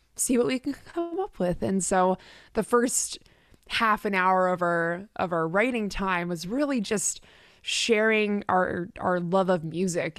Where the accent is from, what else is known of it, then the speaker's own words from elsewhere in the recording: Richmond, British Columbia, Canada; moved away as an adult; now in Nashville, United States; I'm originally from the West Coast of Canada, so grew up in Richmond, which is just outside of Vancouver.